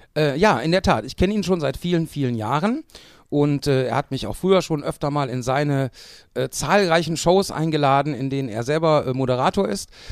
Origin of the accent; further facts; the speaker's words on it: Mülheim an der Ruhr, North Rhine-Westphalia, Germany; in meiner Heimatstadt Mülheim an der Ruhr